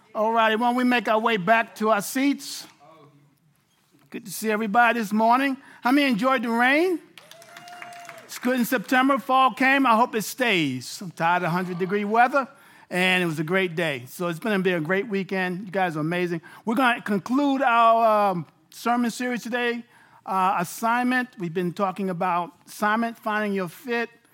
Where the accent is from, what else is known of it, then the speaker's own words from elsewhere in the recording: New York City, New York, United States; moved away as an adult; now in Abilene, Texas, United States; I'm a native New Yorker.